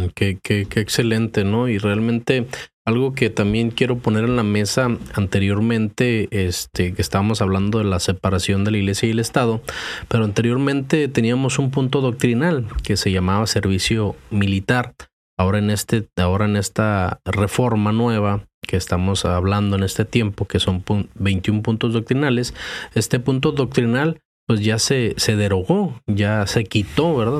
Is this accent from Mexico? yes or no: yes; Mexico; moved away; yo crecí en México